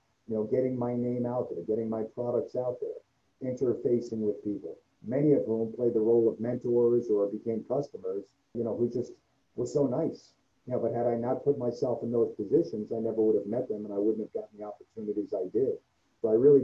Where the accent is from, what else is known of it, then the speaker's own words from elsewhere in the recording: New York City, New York, United States; moved away as an adult; now in Cincinnati, United States; I was from the Bronx. We didn't want to raise our kids in New York.